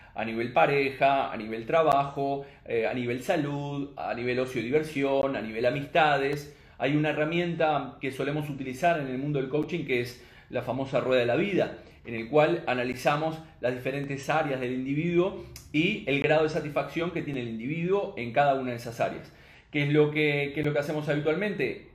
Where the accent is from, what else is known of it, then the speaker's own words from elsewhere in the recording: Uruguay; now in Spain; soy nacido en Uruguay, pero este, eh, aquí en España